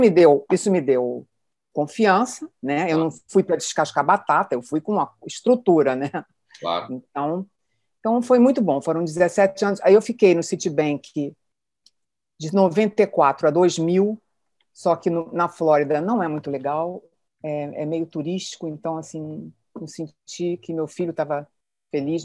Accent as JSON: {"language": "Portuguese", "region": "Rio de Janeiro", "country": "Brazil", "also_born_or_lived": "Petrópolis", "said": "Eu sou carioca"}